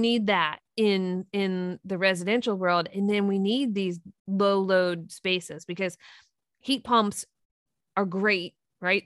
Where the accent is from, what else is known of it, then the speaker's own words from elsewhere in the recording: Three Mile Island, Pennsylvania, United States; I grew up near Three Mile Island.